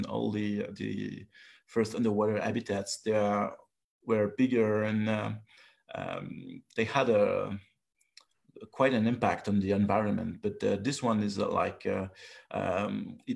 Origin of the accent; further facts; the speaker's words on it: Paris, Île-de-France, France; English is a second language; moved away; also born or lived in Brittany; I grew up in Paris, and I was working in biomedical field at the beginning